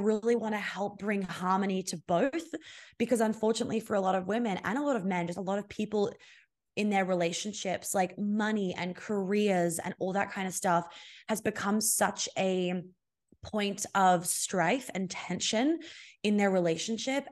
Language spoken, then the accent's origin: English; Australia; I'm Australian